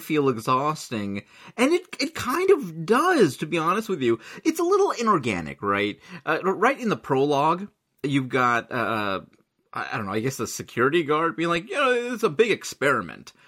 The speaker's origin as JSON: {"language": "English", "country": "United States", "said": "I'm totally American"}